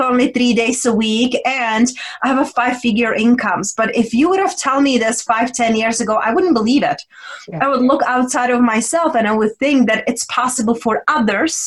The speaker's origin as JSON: {"language": "English", "country": "Czechia", "tie": "born or raised there", "also_born_or_lived": "London / Spain", "second_language": "English", "moved": "as an adult", "said": "I was raised and born in Czech Republic. And then when I was 20, I moved to London, then Spain. So right now I'm like a mixture of all"}